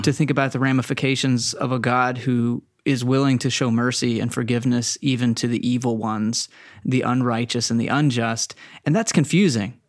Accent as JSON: {"language": "English", "region": "Texas", "country": "United States", "tie": "born or raised there", "said": "I was raised in Texas"}